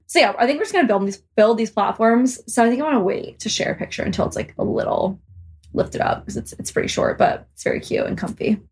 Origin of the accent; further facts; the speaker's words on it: Omaha, Nebraska, United States; I'm from Omaha.